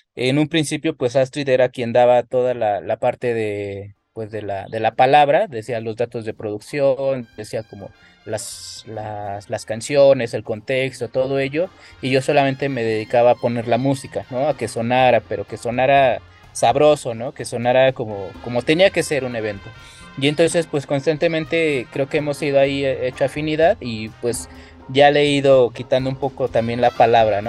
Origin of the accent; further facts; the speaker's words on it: Ecatepec, State of Mexico, Mexico; yo soy de Catepec, siempre he vivido aquí, he crecido, eh, me he desarrollado aquí